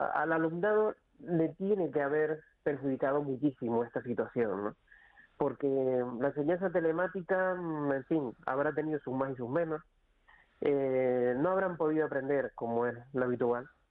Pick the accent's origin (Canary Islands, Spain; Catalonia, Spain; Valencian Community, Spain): Canary Islands, Spain; Icod de los Vinos; moved away; yo soy de cerca de la Isla Baja, de, de Inco de los Vinos, y claro, eh, no, no vivo allí